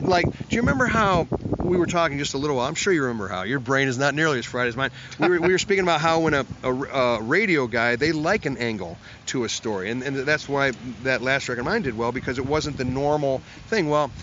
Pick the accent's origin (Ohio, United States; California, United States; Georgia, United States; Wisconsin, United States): Ohio, United States; Cleveland